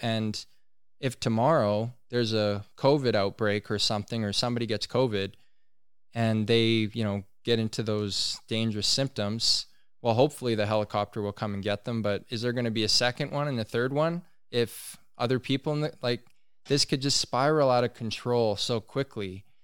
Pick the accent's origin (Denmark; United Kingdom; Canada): Canada; Tahltan territory, British Columbia; we're in British Columbia.